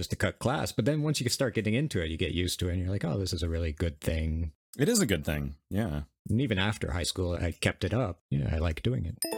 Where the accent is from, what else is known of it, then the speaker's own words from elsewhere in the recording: United States; we're American.